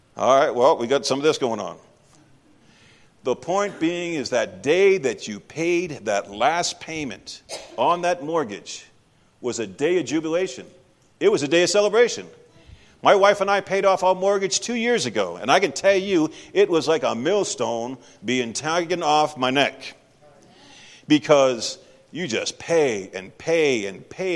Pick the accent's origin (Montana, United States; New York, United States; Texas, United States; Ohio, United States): Texas, United States; moved away; I'm actually from Texas